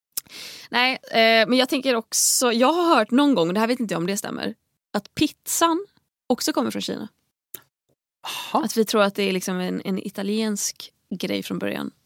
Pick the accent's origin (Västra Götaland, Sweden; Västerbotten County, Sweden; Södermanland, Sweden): Västra Götaland, Sweden; Tahult; Hemma i Tahult så hade vi en lång hylla med VHS-filmer